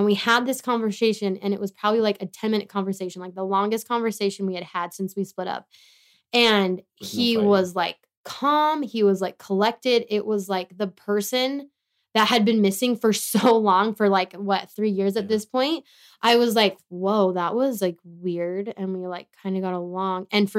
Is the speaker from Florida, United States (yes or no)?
no; Tehachapi, California, United States; moved away; I went back to Tehachapi, good old T-town, with my parents.